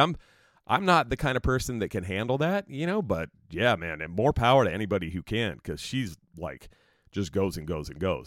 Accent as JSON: {"language": "English", "region": "New Jersey", "country": "United States", "tie": "born or raised there", "moved": "yes", "lives_now": "California, United States", "said": "I grew up in New Jersey. We moved to California in nineteen seventy-eight, and I've been here ever since"}